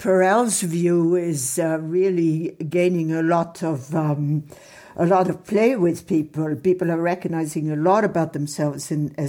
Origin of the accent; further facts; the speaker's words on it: Monte Carlo, Monaco; accent: European; moved away; I saw him a lot growing up in Monte Carlo.